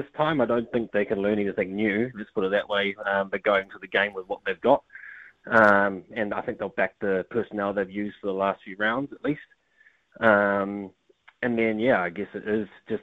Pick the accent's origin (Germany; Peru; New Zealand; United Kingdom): New Zealand; I was born in New Zealand. My father was born in New Zealand, but my family originated from India